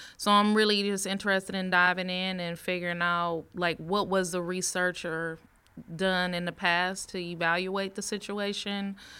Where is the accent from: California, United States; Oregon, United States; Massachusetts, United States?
California, United States; Richmond; also born or lived in Bay Point, California / Pittsburg, California; now in Antioch, United States; I, I grew up in Richmond, Richmond, California